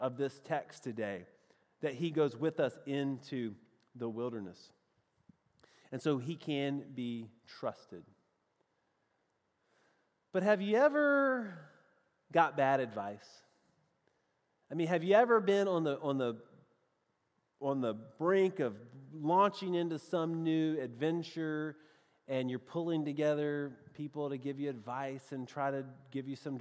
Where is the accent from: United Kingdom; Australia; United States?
United States; the South; accent: southern; my best southern accent, which is really the only way I know how to talk